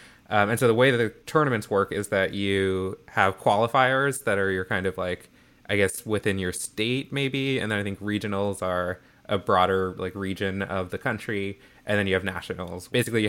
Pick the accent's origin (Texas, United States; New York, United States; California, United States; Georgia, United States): Georgia, United States; Atlanta; And I grew up in Atlanta, very much in the Bible Belt, very like deeply kind of like evangelical Christian community.